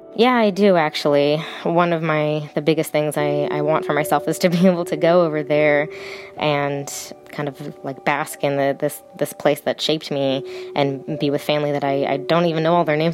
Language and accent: English; California, United States; America, California is my home